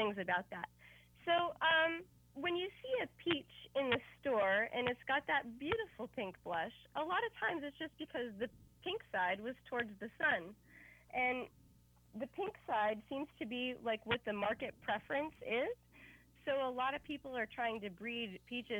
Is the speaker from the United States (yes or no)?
yes; Pennsylvania, United States; moved away as an adult; now in California, United States; I'm from a very rural community in Pennsylvania. My hometown is only 0.9 miles wide, and I was raised 8 miles outside of that town